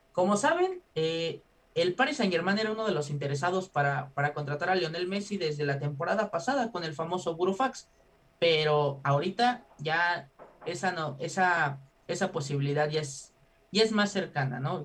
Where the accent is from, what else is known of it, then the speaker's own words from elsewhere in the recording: Mexico; como mexicano